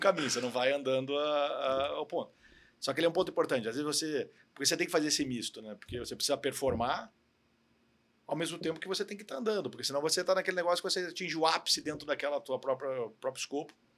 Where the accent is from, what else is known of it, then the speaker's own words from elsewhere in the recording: Curitiba, Paraná, Brazil; moved away as an adult; also born or lived in Rio de Janeiro; now in São Paulo, Brazil; eu sou carioca, na verdade, mas eu morei a vida inteira em Curitiba, então considero que eu sou curitibano